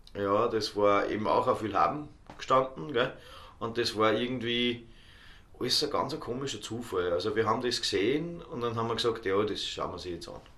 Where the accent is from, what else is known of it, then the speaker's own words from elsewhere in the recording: Ohlsdorf, Upper Austria, Austria; also born or lived in Dubai; now in Altmünster, Austria; ist halt meine Heimatgemeinde.